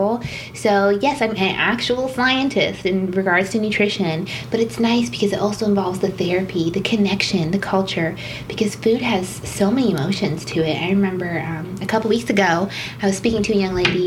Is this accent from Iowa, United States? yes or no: no; Tucson, Arizona, United States; also born or lived in Bermuda; I definitely consider Arizona my home, definitely Tucsonian.